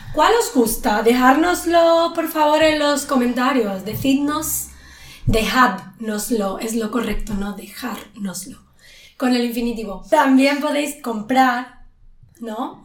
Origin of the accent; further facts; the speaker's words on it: Spain; cuando yo era pequeña, en España, en los pueblos, yo soy de un pueblo